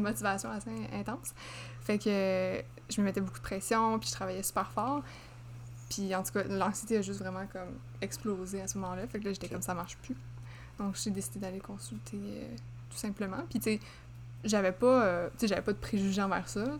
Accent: Laval, Quebec, Canada; je viens de Laval

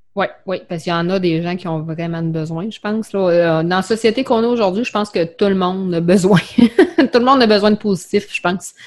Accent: Quebec City, Quebec, Canada; also born or lived in Bellechasse; je suis de Québec. À cet je reste euh, dans Bellechasse

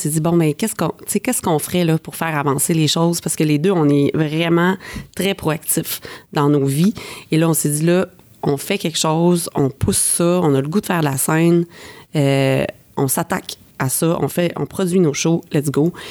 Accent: Quebec, Canada; now in Montreal, Canada; on est parti du Lac-Saint-Jean, on est arrêté à Québec, un petit stop. Après ça, on est arrivé à Montréal

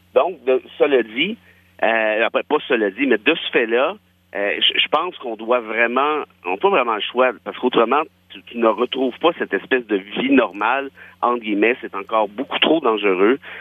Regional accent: Quebec, Canada; je suis un Québécois de région de toute façon

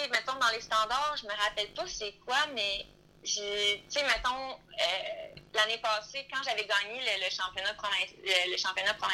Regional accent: Quebec, Canada; Quand on est beaucoup de Québécois ensemble aussi

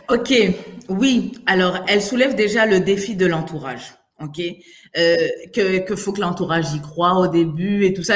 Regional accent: Côte d’Ivoire; also born or lived in France; now in Montreal, Canada; je viens de Côte d'Ivoire

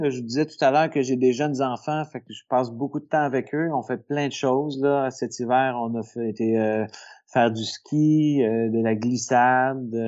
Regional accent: L'Assomption, Quebec, Canada; also born or lived in Saint-Hyacinthe; je suis né à Saint-Hyacinthe, mais euh, je me suis euh, posé, disons, euh, plutôt vers la, fin de mon primaire, là, dans la dans la banlieue de Montréal, dans la région de, de Lanaudière, à l'Assomption.

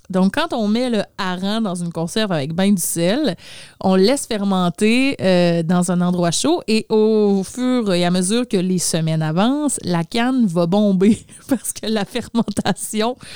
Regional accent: Sweden; accent: Swedish; French is a second language; Donc, pour les besoins de la chronique, je vais enlever mon accent suédois et je vais dire le surströmming le mieux possible, OK?

